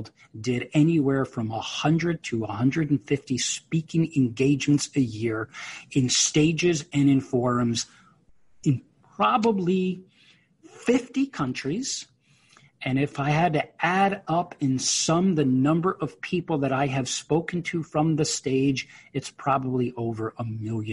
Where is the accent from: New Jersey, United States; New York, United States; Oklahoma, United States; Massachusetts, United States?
New York, United States; I'm a New Yorker